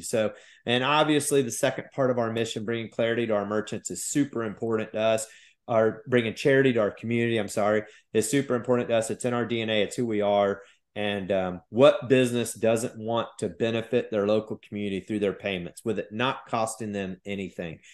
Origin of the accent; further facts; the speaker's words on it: Midwest, United States; now in South Carolina, United States; I grew up in the Midwest